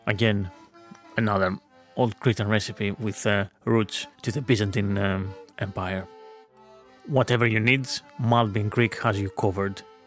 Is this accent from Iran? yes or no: no; Veria, Central Macedonia, Greece; in my hometown of Veria, in northern Greece.